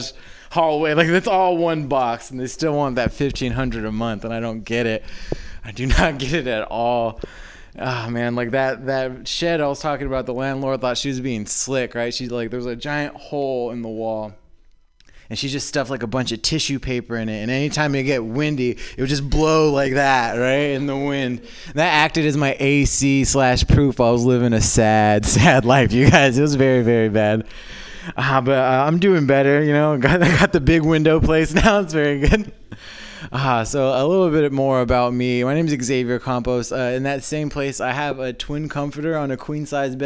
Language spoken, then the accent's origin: English; Southern California, United States; moved away as an adult; now in San Francisco, United States; I'm originally from Southern California